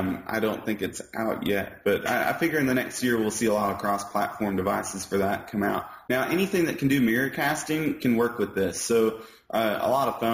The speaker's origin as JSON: {"language": "English", "town": "Bono", "region": "Arkansas", "country": "United States", "tie": "born or raised there", "said": "I grew up in Bono, which is like a 15-minute drive from Hoxie, so it's really close."}